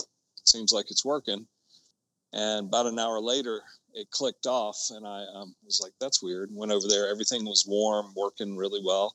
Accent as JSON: {"language": "English", "region": "Georgia", "country": "United States", "tie": "born or raised there", "also_born_or_lived": "New York", "moved": "yes", "lives_now": "Colorado, United States", "said": "I'm from Georgia, born and raised"}